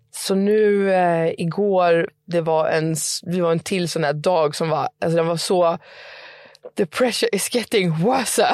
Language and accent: Swedish; Stockholm, Stockholm County, Sweden; moved away as an adult; now in Södertälje, Sweden; Jag är från Stockholm men jag flyttade till Södertälje.